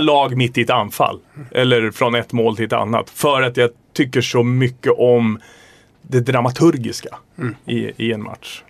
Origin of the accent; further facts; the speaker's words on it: Stockholm, Stockholm County, Sweden; also born or lived in Vimmerby / Västervik; där är jag uppväxt, det har präglat mig